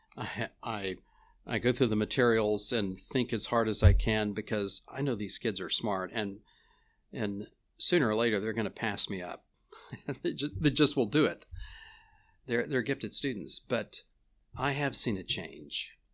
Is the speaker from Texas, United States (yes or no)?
yes; Houston, Texas, United States; also born or lived in Louisiana; I grew up in Houston